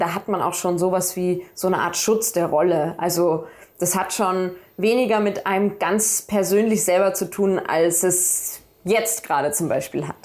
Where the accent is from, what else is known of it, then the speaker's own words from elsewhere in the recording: Salzburg, Austria; first language German; also born or lived in Dorfgastein; ich komme aus Salzburg, ich bin hier aufgewachsen